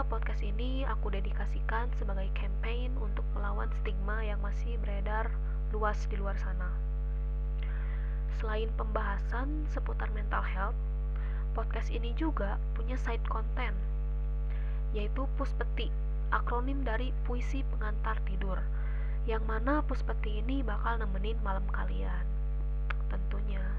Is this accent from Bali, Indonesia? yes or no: no; Pekanbaru, Riau, Indonesia; born there; now in Bandung, Indonesia; aku lahir di Pekanbaru 30 Januari 2002 tapi aku bukan orang asli sana ya aku pendatang juga